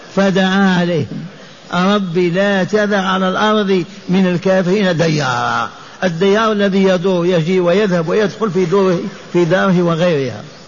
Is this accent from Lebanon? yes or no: no; Lioua, Biskra Province, Algeria; في قريتي التي ولدت فيها وعشت فيها